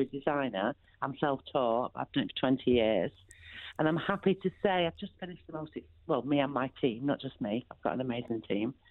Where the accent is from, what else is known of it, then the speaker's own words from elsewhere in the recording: Bolton, North West England, United Kingdom; also born or lived in Salford / Cheshire; I was born in Salford, eventually moved to Bolton and went to senior school in Bolton